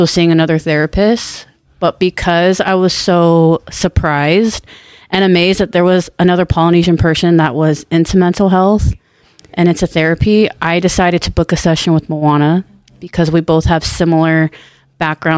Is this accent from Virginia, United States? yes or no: no; Orange County, California, United States; I'm from Orange County, California. I was born and raised